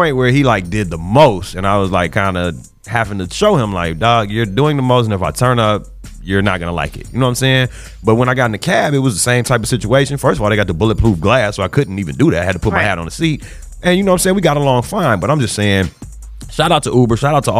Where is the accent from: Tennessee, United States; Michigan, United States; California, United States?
California, United States; Compton; But I'm from Bompton. I'm from, yeah. The C's become B's, right.